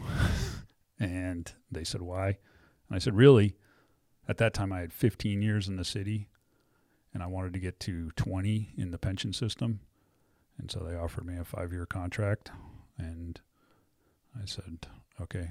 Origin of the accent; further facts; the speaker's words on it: New England, United States; moved away as an adult; also born or lived in Wyoming; growing up in New England